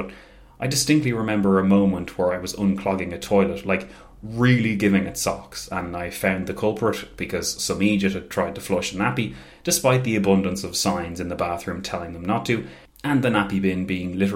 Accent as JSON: {"language": "English", "country": "Ireland", "said": "as Irish people are aware, Easter, and especially the year 1916, holds a very special place in the pantheon of our national story"}